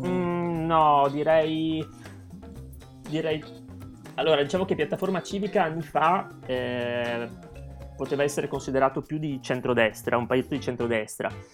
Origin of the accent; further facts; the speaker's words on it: Trieste, Friuli-Venezia Giulia, Italy; moved away as an adult; also born or lived in Wrocław, Poland; now in Warsaw, Poland; io sono di Trieste